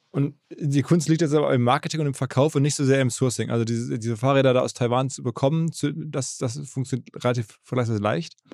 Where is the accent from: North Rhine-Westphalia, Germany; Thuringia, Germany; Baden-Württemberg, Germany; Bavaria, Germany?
North Rhine-Westphalia, Germany; Essen; ich bin da in Essen geboren